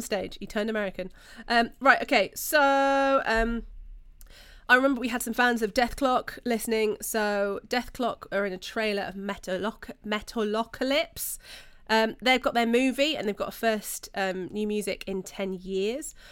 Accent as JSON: {"language": "English", "country": "United Kingdom", "said": "We're British."}